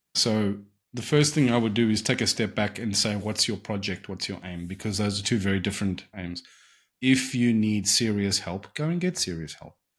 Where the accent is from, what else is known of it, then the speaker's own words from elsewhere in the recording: South Africa; growing up in South Africa